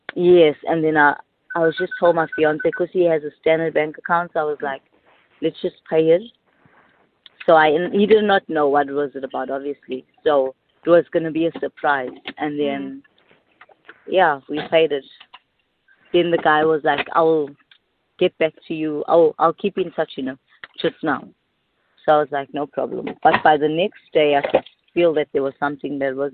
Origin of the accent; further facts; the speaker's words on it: Durban, KwaZulu-Natal, South Africa; I'm from Durban